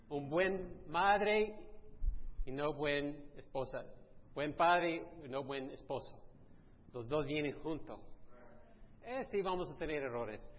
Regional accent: Italy; en nuestra cultura, soy italiano, que yo sé que me parezco más americano, pero sí. En nuestra cultura, la cultura latina, italiana

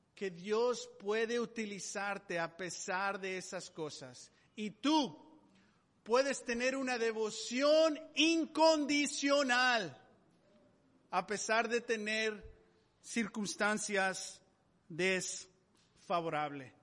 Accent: Mexico; moved away; Yo, yo nací en México

